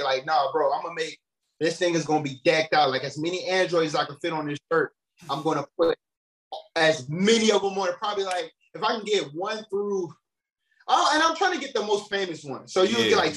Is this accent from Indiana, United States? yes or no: yes; Gary, Indiana, United States; also born or lived in Chicago; I'm from Gary, Indiana, man. … hometown